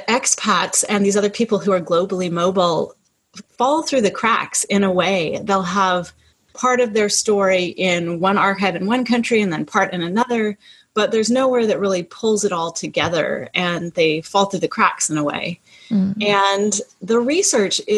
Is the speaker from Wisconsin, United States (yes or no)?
no; California, United States; moved away as an adult; The where are you from question, I usually answer with California. That's where I grew up